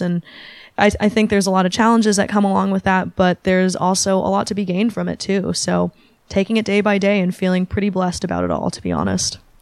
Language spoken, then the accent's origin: English; Bay Area, California, United States; born or raised there; also born or lived in Shanghai